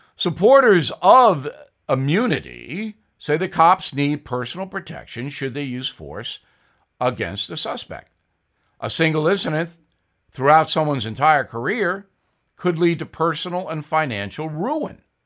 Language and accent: English; Levittown, New York, United States; Since I grew up with him in Levittown, New York